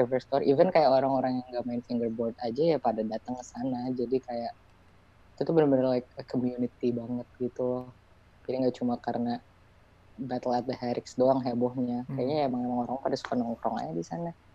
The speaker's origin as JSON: {"language": "Indonesian", "country": "Indonesia", "said": "kita tuh kayak pendatang baru dari Indonesia"}